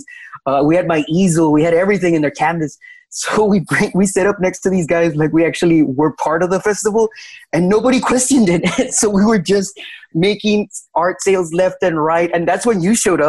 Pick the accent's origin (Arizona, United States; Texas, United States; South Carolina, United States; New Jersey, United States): Texas, United States; Laredo; Laredo, Texas, my hometown